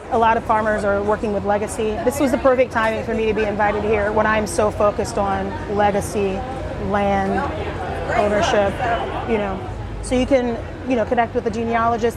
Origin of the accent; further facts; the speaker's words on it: South Carolina, United States; I'm originally from South Carolina